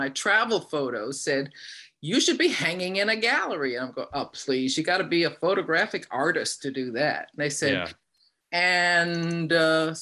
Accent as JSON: {"language": "English", "town": "New York City", "region": "New York", "country": "United States", "tie": "born or raised there", "also_born_or_lived": "Chicago", "accent": "New York", "moved": "yes", "said": "I grew up in Manhattan on the west side in the Amsterdam houses right across from where they built Lincoln Center"}